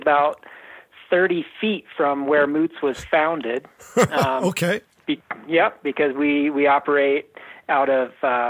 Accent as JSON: {"language": "English", "region": "Oregon", "country": "United States", "tie": "born or raised there", "lives_now": "Steamboat Springs, United States", "said": "And I grew up skiing on Mount Hood."}